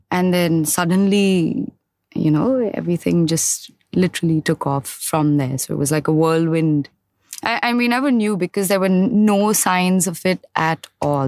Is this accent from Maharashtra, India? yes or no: yes; Mumbai, Maharashtra, India; I grew up in Mahim.